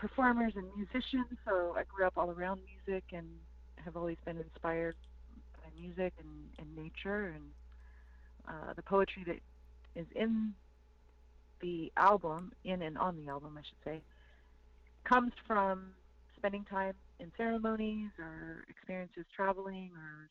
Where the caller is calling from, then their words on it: Taos, New Mexico, United States; I'm calling in from Taos, New Mexico today, and I am of the Nde Apache Nation and the Mexica Nation, and I'm also Scottish and Irish.